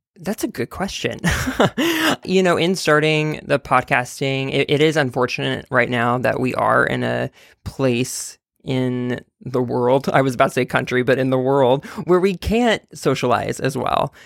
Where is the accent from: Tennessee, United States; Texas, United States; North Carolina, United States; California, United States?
Texas, United States; now in New York, United States; I'm from Texas